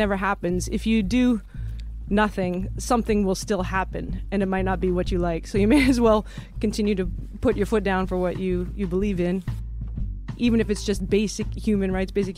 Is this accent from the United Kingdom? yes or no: no; Chilliwack, British Columbia, Canada; now in New York, United States; Chilliwack, British Columbia. Right. Born and raised.